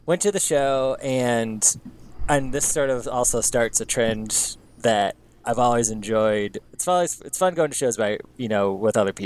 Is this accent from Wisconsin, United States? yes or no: yes; Madison, Wisconsin, United States; moved away; I'm from Madison, so, or outside of Madison